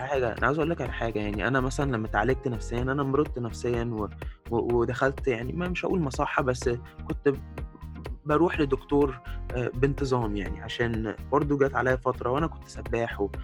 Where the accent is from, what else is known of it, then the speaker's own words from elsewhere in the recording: Egypt; moved away as an adult; اتربيت في مصر بس عشت بره بقالي كتير